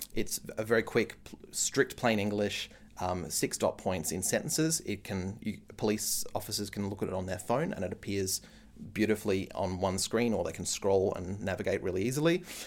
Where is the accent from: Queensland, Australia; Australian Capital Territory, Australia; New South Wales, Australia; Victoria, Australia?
Australian Capital Territory, Australia; Canberra; growing up in Canberra.